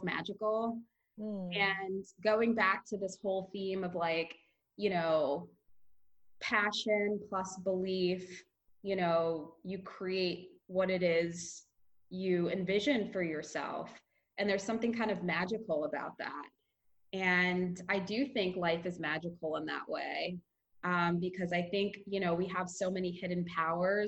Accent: New York, United States; I'm from New York and I've been out in Santa Monica for a little over a month now

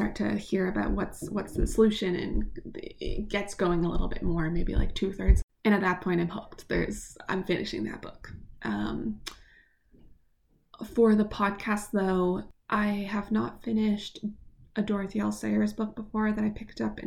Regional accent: Canada; my home country

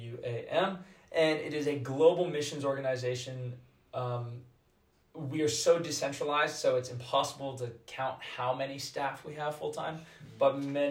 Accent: Florida, United States; now in England; So I'm from Florida originally, right?

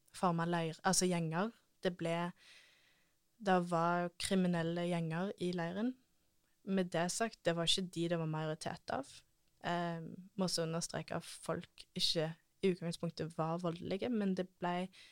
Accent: Norway; ingen andre nordmenn som jobber for den organisasjonen. Det er kun meg

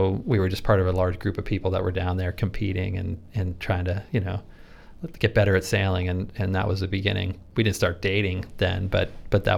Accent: Rhode Island, United States; moved away as an adult; also born or lived in San Francisco, California; growing up in Rhode Island, you know, we were on the water all the time

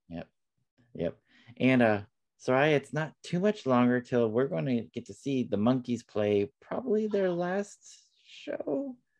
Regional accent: West Palm Beach, Florida, United States; my home state of Florida, n- uh, not far from where I was born in West Palm Beach

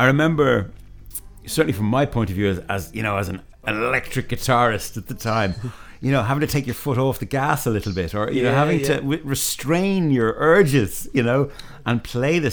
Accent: Ireland; we're Irish musicians, so our Irishness, where we come from, is going to come through in it

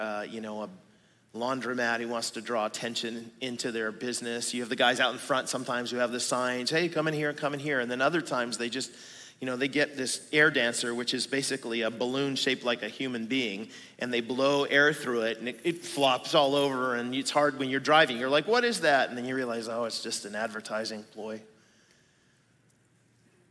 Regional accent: United States; I am an American, but I'm a Christian first

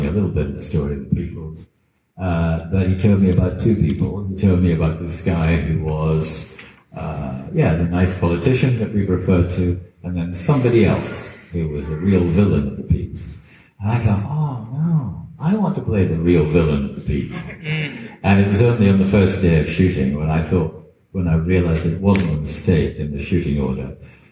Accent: Dundee, Scotland, United Kingdom; I'm a kid from Dundee

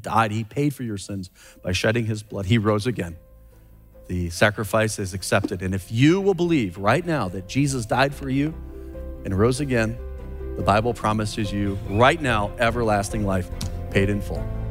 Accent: United States; I'm an American

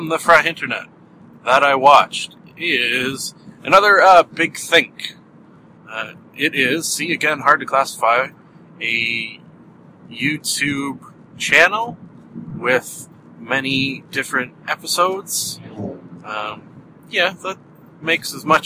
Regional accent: Canada; accent: Canadian; someone like myself talk with a Canadian accent

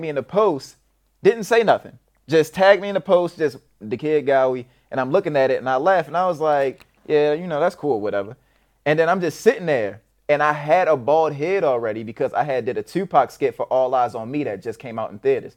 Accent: Baltimore, Maryland, United States; also born or lived in Edgewood, Maryland; I was born in Baltimore City, but I did some bouncing, uh, back and forth through the Baltimore County, Baltimore City

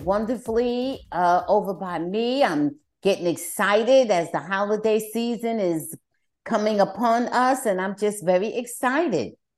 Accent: New Jersey, United States; moved away; I'm originally from New Jersey.

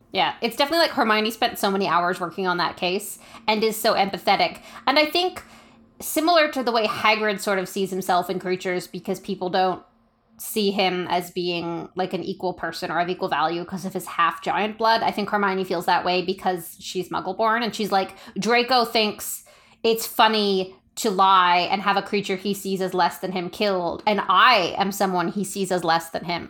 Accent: Canada; we're Canadian

